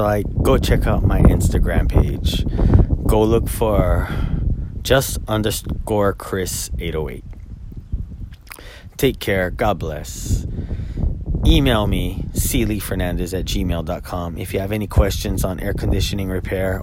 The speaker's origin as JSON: {"language": "English", "area": "Oahu", "region": "Hawaii", "country": "United States", "tie": "born or raised there", "lives_now": "Maui, United States", "said": "I was born and raised on Oahu, and at the age of 17, moved to Maui"}